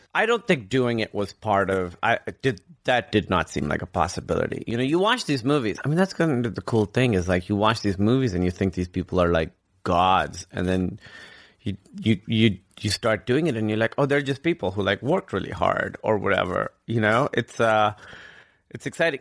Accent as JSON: {"language": "English", "town": "Karachi", "region": "Sindh", "country": "Pakistan", "tie": "born or raised there", "also_born_or_lived": "Grinnell, Iowa / New York", "moved": "as an adult", "said": "I grew up in Karachi, which is, like, the biggest city in Pakistan."}